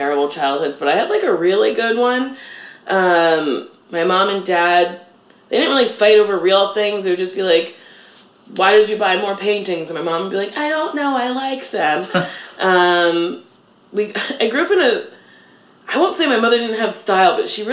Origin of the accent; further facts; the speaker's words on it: Middletown, New Jersey, United States; I grew up in a very small part of Middletown called Lincroft